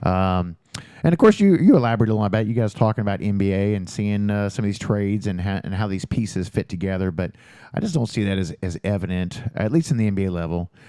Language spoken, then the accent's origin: English; Jeffersonville, Indiana, United States; moved away as an adult; also born or lived in Louisville, Kentucky; now in Bedford, United States; I grew up in Jeffersonville